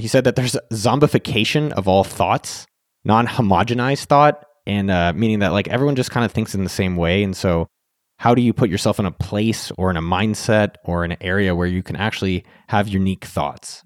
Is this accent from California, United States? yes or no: yes; Silicon Valley, California, United States; I'm from Silicon Valley